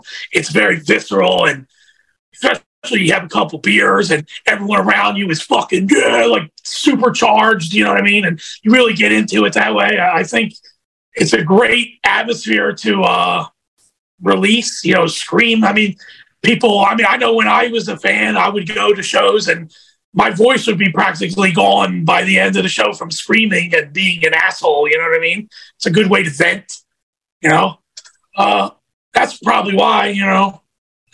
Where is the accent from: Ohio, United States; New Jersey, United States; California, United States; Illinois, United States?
New Jersey, United States; Atlantic City; I'm from Atlantic City